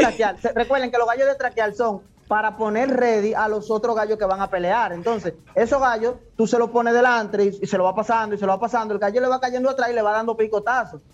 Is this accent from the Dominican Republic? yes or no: yes; Barahona, Dominican Republic; yo soy de Barahona